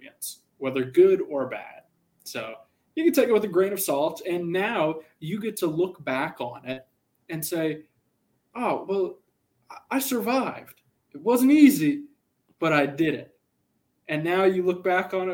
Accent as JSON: {"language": "English", "region": "Texas", "country": "United States", "tie": "born or raised there", "also_born_or_lived": "Denton, Texas", "moved": "as an adult", "lives_now": "Southern California, United States", "said": "growing up in Texas, you don't see mountains unless you're all the way in El Paso"}